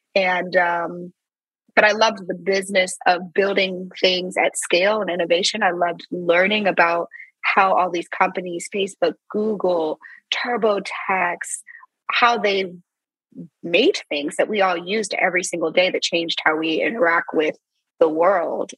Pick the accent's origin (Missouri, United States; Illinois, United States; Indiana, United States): Missouri, United States; St. Louis; moved away; also born or lived in Silicon Valley; I'm from St. Louis